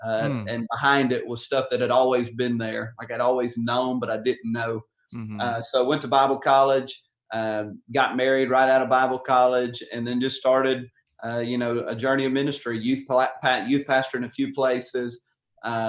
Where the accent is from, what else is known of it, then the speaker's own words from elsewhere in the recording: Covington, Tennessee, United States; I grew up in West Tennessee, rural cotton field town of Covington